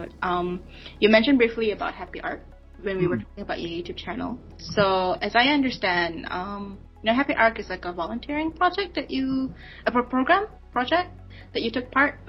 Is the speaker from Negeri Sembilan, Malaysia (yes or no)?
no; Kuching, Sarawak, Malaysia; now in Kuala Lumpur, Malaysia; I'm actually from Sarawak, and the city that I live is a very it's the main city of that state